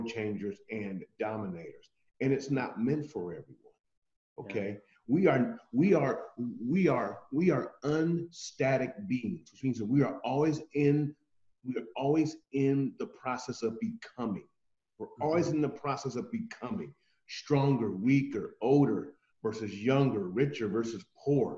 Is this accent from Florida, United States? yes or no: no; Columbus, Ohio, United States; I'm from Columbus, Ohio, USA